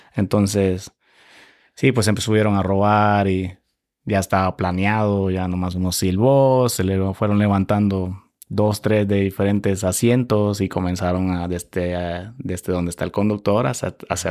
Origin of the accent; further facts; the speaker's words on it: Santa Tecla, La Libertad, El Salvador; moved away as an adult; now in United States; yo soy salvadoreño. Eh, nací en, una ciudad que se llama Nueva San Salvador, básicamente al lado de la capital del eh, departamento La Libertad.